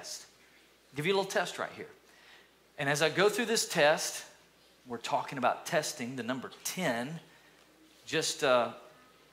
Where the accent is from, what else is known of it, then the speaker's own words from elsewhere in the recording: East Tennessee, United States; moved away; also born or lived in Alabama; when I grew up in East Tennessee, lived in Alabama for about 15 years